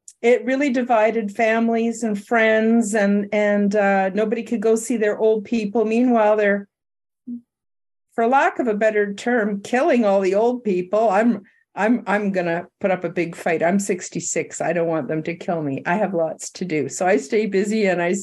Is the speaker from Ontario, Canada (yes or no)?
no; Vancouver Island, British Columbia, Canada; moved away as an adult; now in Alberta, Canada; I'm from the West Coast. I just moved out here about 6 years ago and, from Vancouver Island, hippie land